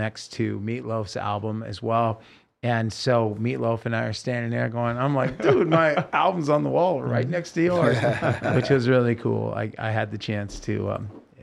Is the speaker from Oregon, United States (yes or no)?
yes; Oregon, United States; now in Las Vegas, United States; I'm from Oregon